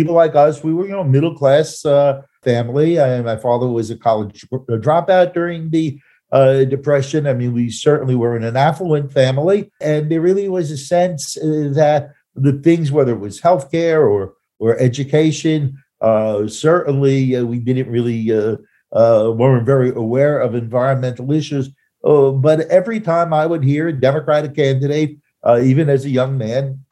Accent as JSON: {"language": "English", "area": "Hudson County", "region": "New Jersey", "country": "United States", "also_born_or_lived": "Pennsylvania", "moved": "yes", "said": "I come from Hudson County, New Jersey"}